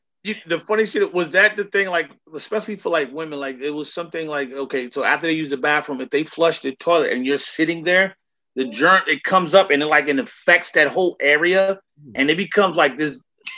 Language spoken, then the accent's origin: English; New York City, New York, United States; growing up in New York in the 70s and the early 80s